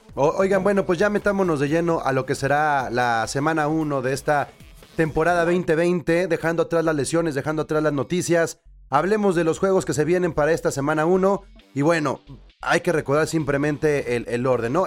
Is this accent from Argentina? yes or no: no; Mexico; nosotros como mexicanos